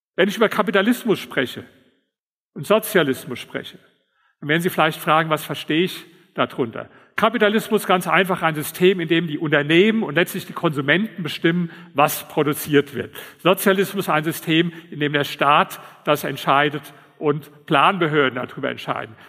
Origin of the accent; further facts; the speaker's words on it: Berlin, Germany; Ich komme ja aus Berlin